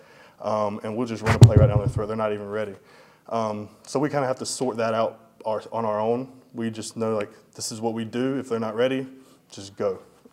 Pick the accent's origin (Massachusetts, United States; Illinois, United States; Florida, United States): Florida, United States; Madison; moved away as an adult; also born or lived in Tallahassee, Florida; now in Tampa, United States; I was born in Tallahassee, raised in Madison